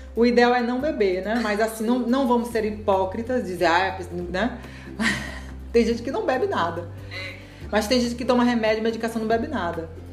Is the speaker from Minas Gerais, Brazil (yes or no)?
no; Rondônia, Brazil; moved away; eu fui criada lá em Rondônia